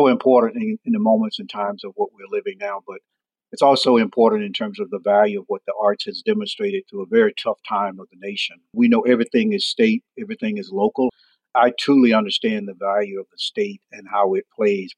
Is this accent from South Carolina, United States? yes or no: yes; Chesterfield, South Carolina, United States; born or raised there; moved away as an adult